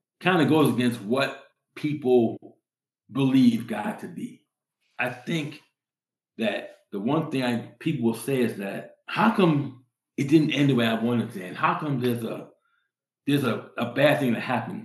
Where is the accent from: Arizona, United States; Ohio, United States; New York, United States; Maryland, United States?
New York, United States; New York City; now in Colorado, United States; I came from New York City. I grew up in New York City.